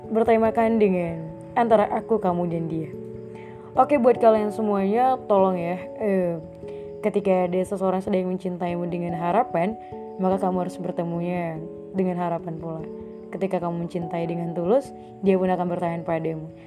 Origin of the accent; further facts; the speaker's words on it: Medan, North Sumatra, Indonesia; aku berasal dari kota Medan